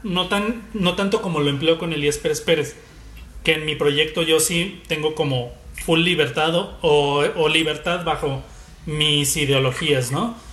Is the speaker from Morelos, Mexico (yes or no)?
no; Guadalajara, Jalisco, Mexico; Soy comunicólogo, soy tapatío